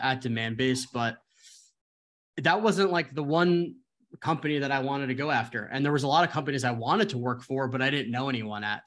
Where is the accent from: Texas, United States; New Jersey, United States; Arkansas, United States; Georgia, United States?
New Jersey, United States; moved away as an adult; also born or lived in Arizona / San Francisco; I am originally from New Jersey, went to school in Arizona